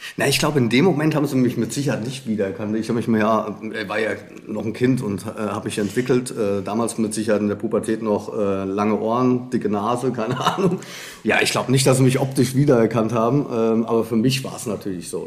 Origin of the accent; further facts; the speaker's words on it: Frankfurt, Hesse, Germany; gar nicht so weit vom Hessischen Rundfunk äh, groß geworden bin in Frankfurt